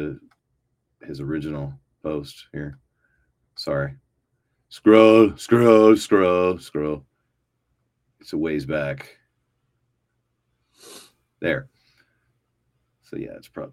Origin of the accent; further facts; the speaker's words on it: Virginia, United States; also born or lived in Washington, D.C.; I'm from Virginia.